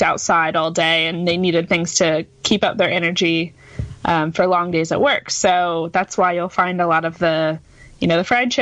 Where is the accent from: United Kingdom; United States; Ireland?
United States; Georgia; that's actually my hometown's claim to fame. That's where I live.